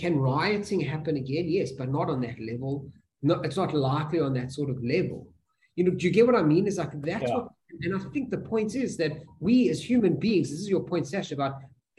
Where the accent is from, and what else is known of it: South Africa